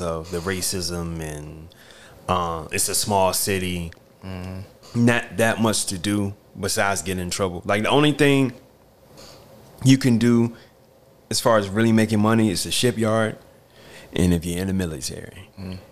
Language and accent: English; Newport News, Virginia, United States; moved away as an adult; also born or lived in North Carolina; now in New York, United States; growing up in Newport News